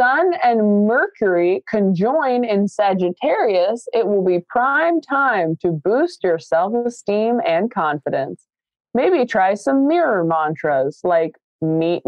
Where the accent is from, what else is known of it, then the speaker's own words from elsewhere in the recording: West Coast, United States; moved away as an adult; I'm from the West Coast